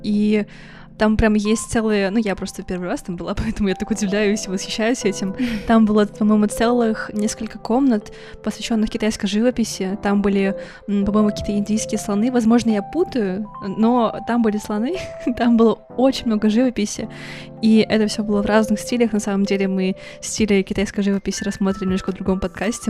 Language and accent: Russian; Russian Far East, Russia; Я лично родилась на Дальнем Востоке